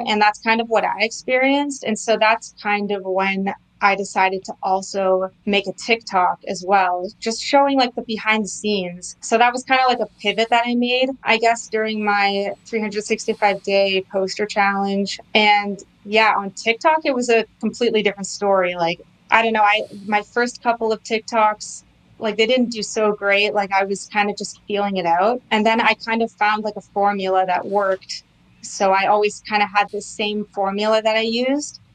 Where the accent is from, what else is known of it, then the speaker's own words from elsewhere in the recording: Canada; also born or lived in New York City; I was born and raised in Canada